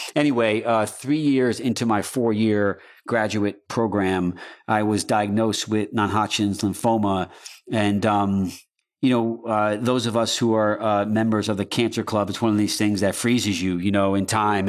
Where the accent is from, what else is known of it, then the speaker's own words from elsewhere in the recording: Newburgh, New York, United States; moved away; I grew up in New York, in a small town called Newburgh in Poughkeepsie, New York, in the Hudson Valley